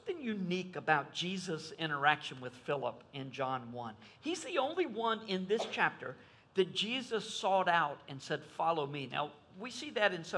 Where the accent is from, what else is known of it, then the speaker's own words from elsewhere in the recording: Fuquay-Varina, North Carolina, United States; I grew up in Fuquay Varina.